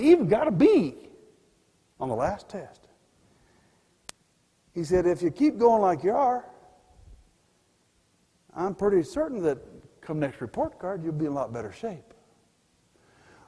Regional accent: Pueblo, Colorado, United States; also born or lived in Denver; I was born in Denver but grew up in Pueblo

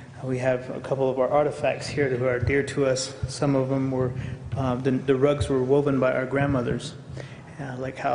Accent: United States; I grew up on the Navajo Reservation

